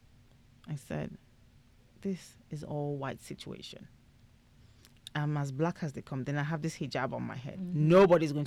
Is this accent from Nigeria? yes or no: yes; Nigeria; being Nigerian, getting married at 32 was like 7 years past my expiry period